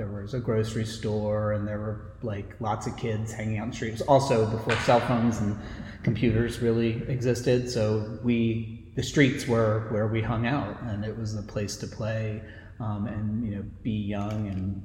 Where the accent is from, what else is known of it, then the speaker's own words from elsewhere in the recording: Asbury Park, New Jersey, United States; my father and my brother and I moved here in 1985 when I was 8. And I grew up on Fifth Avenue, and I live in the house that I grew up